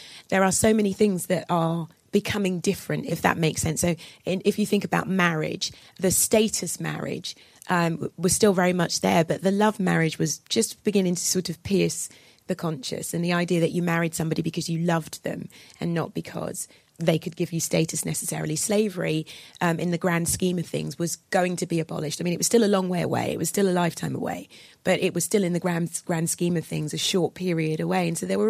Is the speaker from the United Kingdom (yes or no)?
yes; United Kingdom; I'm both black and I'm British, but for the moment I'm speaking as a Brit.